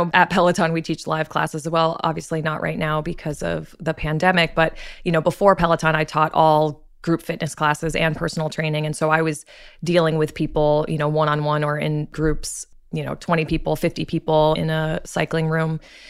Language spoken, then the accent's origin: English; Martha's Vineyard, Massachusetts, United States; I'm originally from Martha's Vineyard, Massachusetts. So I'm surrounded by the water, very active family.